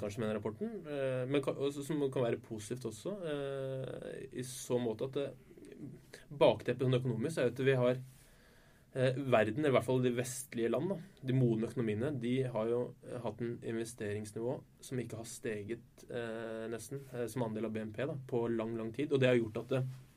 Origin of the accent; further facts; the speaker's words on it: Oslo, Norway; moved away as an adult; now in Bergen, Norway; Jeg er ikke fra Bergen, eh, fra Oslo